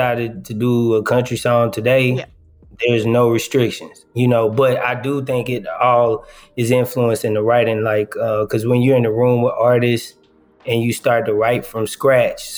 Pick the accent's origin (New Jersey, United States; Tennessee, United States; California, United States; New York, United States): Tennessee, United States; Nashville; now in Atlanta, United States; I'm from Nashville. I've been in Atlanta since 07.